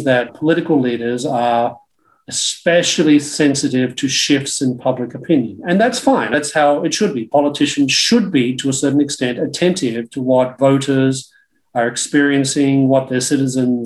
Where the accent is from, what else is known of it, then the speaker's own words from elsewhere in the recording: Australia; growing up in Australia in the 1970s